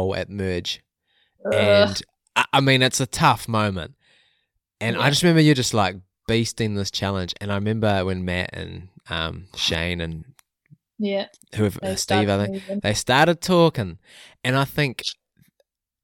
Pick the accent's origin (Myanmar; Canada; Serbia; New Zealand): New Zealand; as a Kiwi